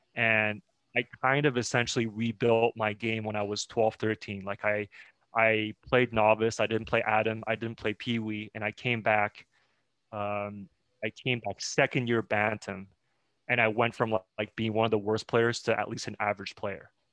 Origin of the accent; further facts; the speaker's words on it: Montreal, Quebec, Canada; also born or lived in China; I was born in China and my parents uh, and I moved to Montreal when I was uh, seven years old.